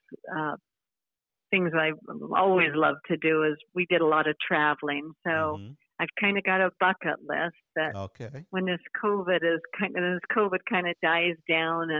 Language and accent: English; the South, United States; moved away; also born or lived in Washington State; I grew up in the South